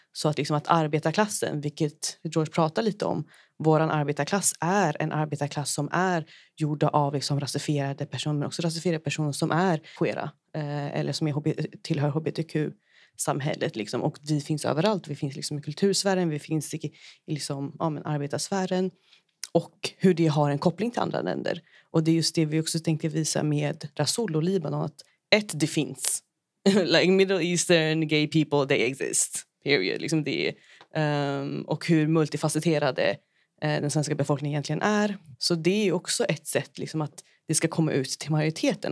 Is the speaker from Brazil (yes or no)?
yes; Brazil; moved away; från Brasilien, liksom där jag är ifrån